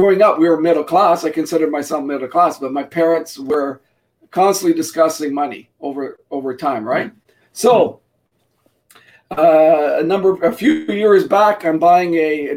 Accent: Canada; my parents were immigrants from Portugal before I was born. I was born here in Canada

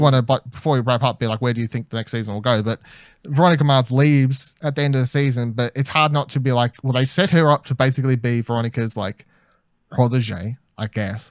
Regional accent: Australia; as an Australian

